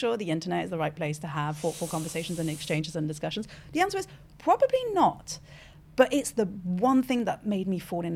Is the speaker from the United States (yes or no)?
no; France; first language French; English is a second language; Born in France, bilingual, French is my first language, did all my education in French until the age of 21.